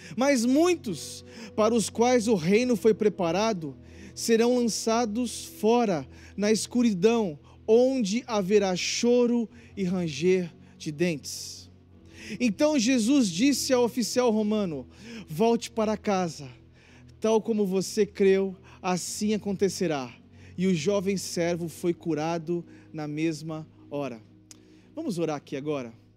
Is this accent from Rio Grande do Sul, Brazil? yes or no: no; Balneário Camboriú, Santa Catarina, Brazil; moved away; Balneário Camboriú, Santa Catarina, minha terra